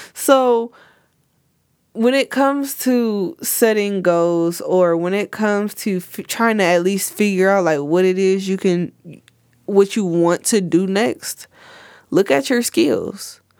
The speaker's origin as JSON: {"language": "English", "country": "United States", "tie": "born or raised there", "said": "I love it here, you know, it's my hometown"}